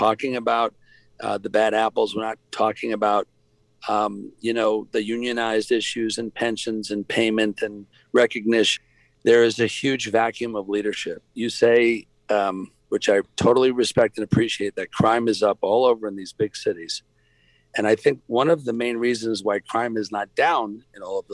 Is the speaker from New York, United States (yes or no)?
yes; New York, United States; now in Atlanta, United States; I'm from New York